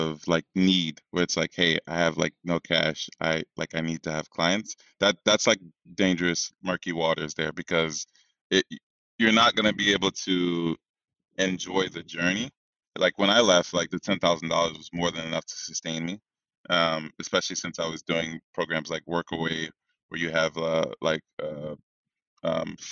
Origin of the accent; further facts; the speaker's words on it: New York, United States; moved away as an adult; also born or lived in Africa (ancestry); I'm from here. I was born in New York, but like my people are from here, my family, forever